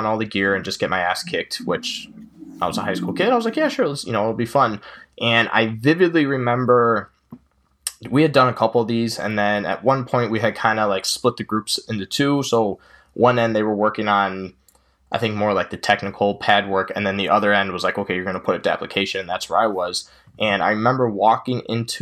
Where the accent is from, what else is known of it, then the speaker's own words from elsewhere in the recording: Chicago suburbs, Illinois, United States; I'm from the Chicago suburbs.